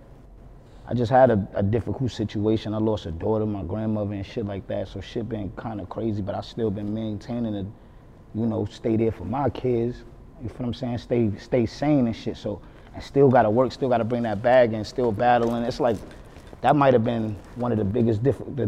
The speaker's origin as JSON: {"language": "English", "town": "New York City", "region": "New York", "country": "United States", "tie": "born or raised there", "said": "growing up in Harlem, pretty much a story of everybody in Harlem"}